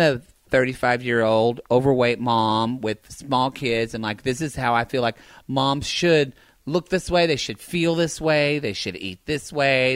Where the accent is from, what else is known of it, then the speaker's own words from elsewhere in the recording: the South, United States; now in California, United States; growing up in the South